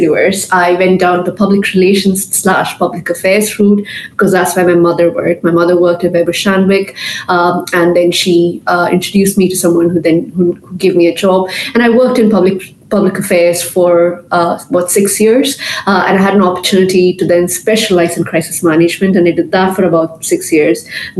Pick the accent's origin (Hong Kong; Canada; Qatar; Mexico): Qatar; I grew up in a very conservative Indian home. From birth, I was raised in Qatar. I went to an Indian school. My parents are very traditional Indians.